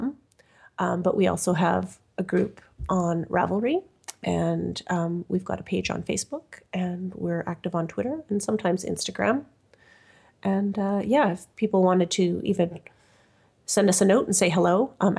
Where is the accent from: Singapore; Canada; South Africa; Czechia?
Canada; I'm Canadian